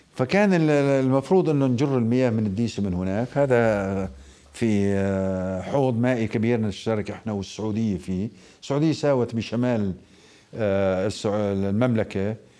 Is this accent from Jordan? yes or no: yes; Al-Mazar al-Janubi, Karak Governorate, Jordan; مدينتي انا من منطقه المزار